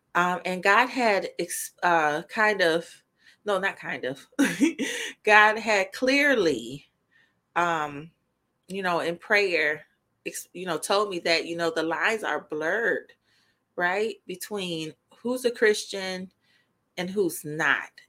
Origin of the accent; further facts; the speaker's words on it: Indiana, United States; Indiana, of course, my, my home state